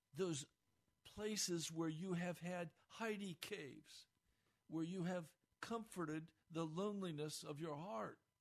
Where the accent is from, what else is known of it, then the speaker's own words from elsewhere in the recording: United States; We, as American Christians, and I include myself here